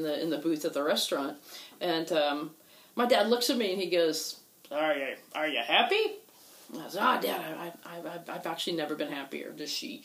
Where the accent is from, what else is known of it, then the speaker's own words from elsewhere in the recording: Houston, Texas, United States; I grew up in Houston